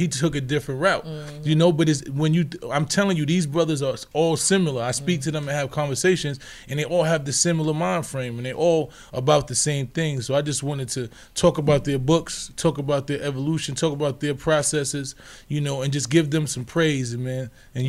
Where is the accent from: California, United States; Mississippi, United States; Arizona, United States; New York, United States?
New York, United States; New York City; where I'm from, my hometown, the Bronx